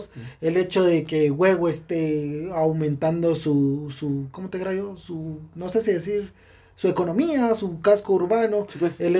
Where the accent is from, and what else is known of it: Quetzaltenango, Guatemala